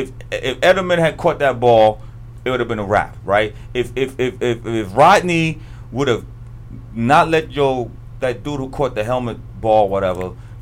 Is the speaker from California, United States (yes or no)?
no; New York, United States; I was born in New York. I'm a New Yorker till I die.